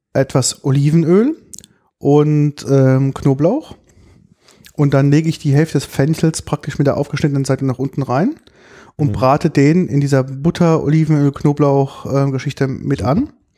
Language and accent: German; Germany; bei uns in Deutschland